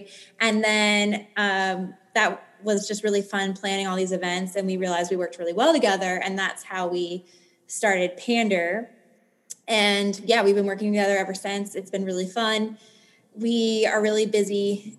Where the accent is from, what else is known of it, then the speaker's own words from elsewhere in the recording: Philadelphia, Pennsylvania, United States; moved away as an adult; now in San Diego, United States; I grew up in Philadelphia originally, and then moved to San Diego. I'm like, wait, what year am I on? I think year eight is coming up. So moved here after college